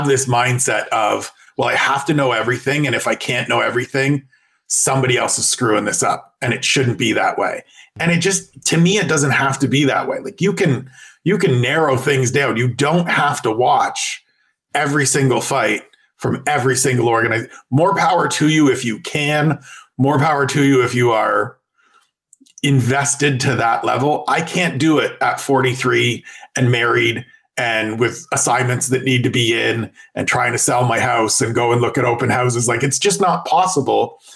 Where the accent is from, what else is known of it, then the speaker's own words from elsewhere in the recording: Canada; as a Canadian.